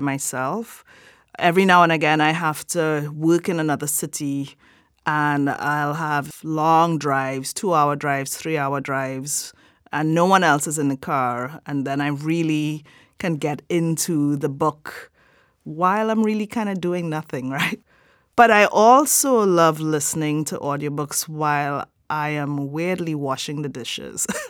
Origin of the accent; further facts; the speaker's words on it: Trinidad & Tobago; I am from Trinidad and Tobago